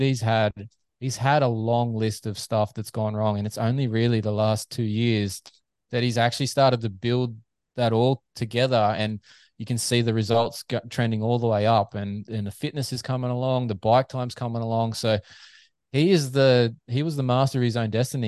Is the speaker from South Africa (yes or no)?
no; Australia; As a Aussie fan